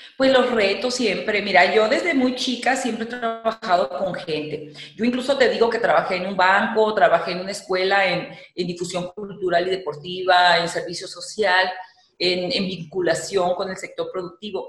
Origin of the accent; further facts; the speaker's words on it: Tijuana, Baja California, Mexico; yo soy nativa de la ciudad de Tijuana, Baja California, a mucho orgullo